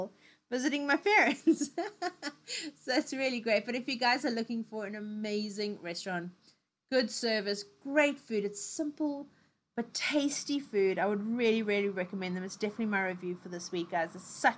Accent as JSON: {"language": "English", "country": "South Africa", "moved": "yes", "lives_now": "United Kingdom", "said": "I love my old country. I love everything that's going on there. You know, things that are really South African. But I also don't live there anymore. I live in the UK"}